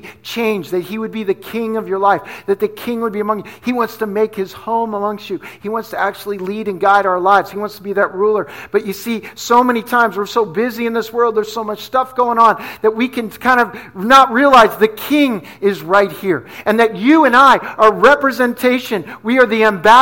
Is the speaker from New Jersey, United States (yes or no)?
yes; New Jersey, United States; moved away; also born or lived in Pennsylvania / New York City; I'm from Jersey, right? So I grew up in New Jersey. I grew up in PA